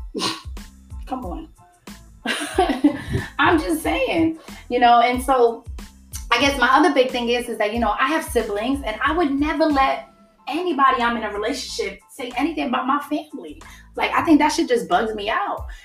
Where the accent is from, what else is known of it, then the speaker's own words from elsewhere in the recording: New York City, New York, United States; I'm from the Bronx